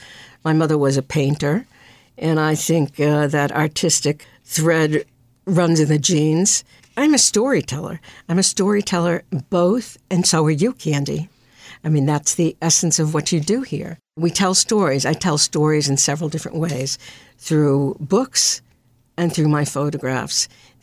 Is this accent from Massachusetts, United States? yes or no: yes; Brookline, Massachusetts, United States; I grew up in Brookline, which was a very different place when I grew up than it is now. We lived across the street from the school.